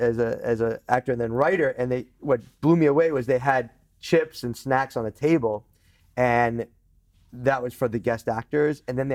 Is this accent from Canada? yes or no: no; East Coast, United States; growing up in the East Coast, you know, if you're tall, if you're short, if you're fat, you're going to get it